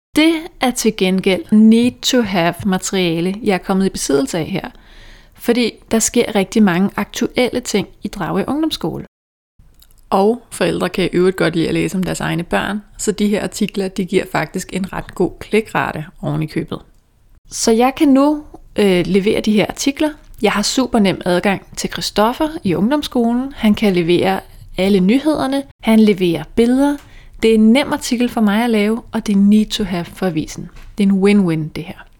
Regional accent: Dragør, Capital Region of Denmark, Denmark; moved away as an adult; now in Hellerup, Denmark; Jeg kommer fra Dragør, som er den her lille by på Amager, hvor alle kender alle, mere eller mindre.

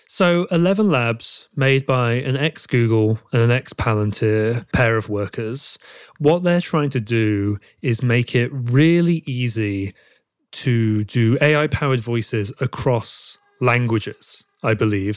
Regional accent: United Kingdom; accent: British; my British accent

